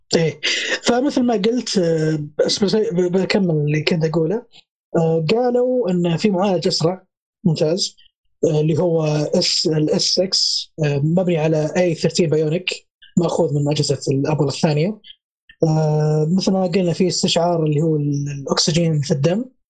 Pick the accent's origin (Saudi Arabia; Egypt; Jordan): Saudi Arabia; عندنا في السعودية